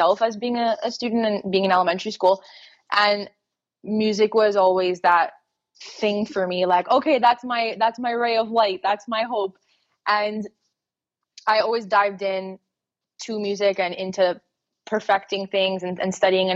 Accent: Montreal, Quebec, Canada; I grew up in Montreal, Canada

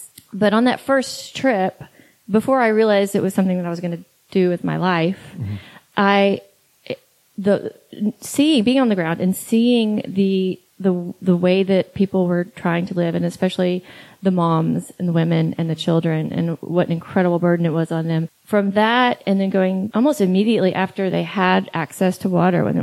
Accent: East Texas, United States; I'm from East Texas

